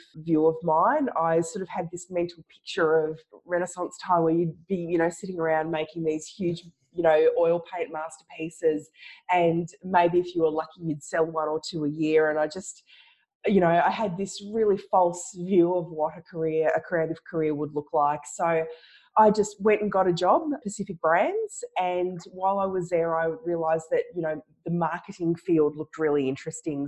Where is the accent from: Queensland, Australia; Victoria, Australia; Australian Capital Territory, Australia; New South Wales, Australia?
Victoria, Australia; Ballarat; also born or lived in Melbourne, Australia; I mostly grew up in Ballarat, and we come from a bit of a farming family.